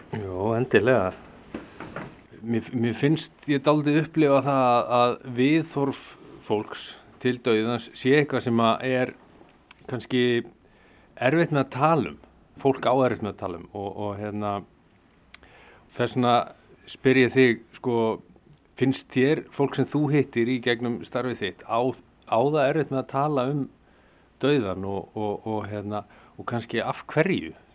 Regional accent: Iceland; við Íslendingar höfum verið kristin þjóð

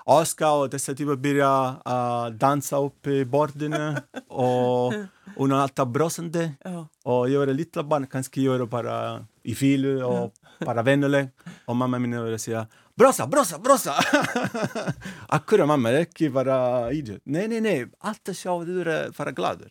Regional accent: Naples, Campania, Italy; Icelandic is a second language; moved away as an adult; now in Iceland; ég er frá Napoli

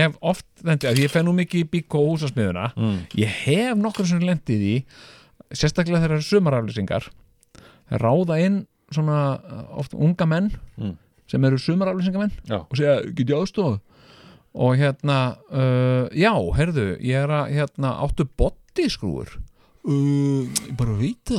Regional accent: Iceland; en þetta er náttúrulega líka eitthvað sem við Íslendingar, Íslendingar eigum svolítið eftir að, að eh, sko, uppgöta.

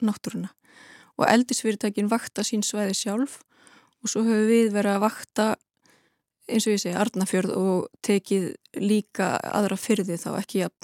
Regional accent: Westfjords, Iceland; svo er ég alin upp í Nýfstall og þannig ég þekki vel til fjörðana sko

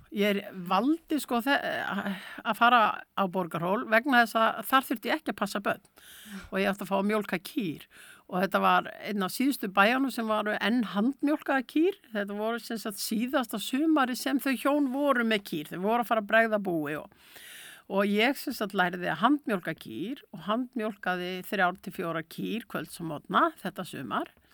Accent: Akureyri, Northeastern Region, Iceland; borin á Baltfætti hérna á Akureyri

